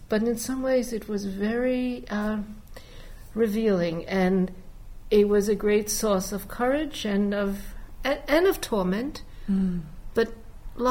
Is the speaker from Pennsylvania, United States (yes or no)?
no; New York City, New York, United States; I was born in the Bronx in 1940, Jewish working-class mother